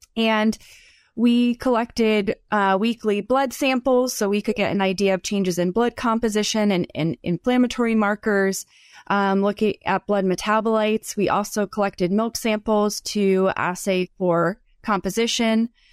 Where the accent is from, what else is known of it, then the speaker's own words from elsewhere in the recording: Northeast, United States; moved away as an adult; also born or lived in Southeastern United States / Florida; now in Idaho, United States; I'm from the, the Northeast, and then spent time in the Southeast for graduate school